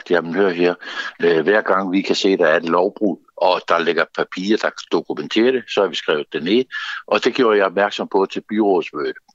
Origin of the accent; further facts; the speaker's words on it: Zealand, Denmark; lokallisten Lolland, hvor jeg kommer fra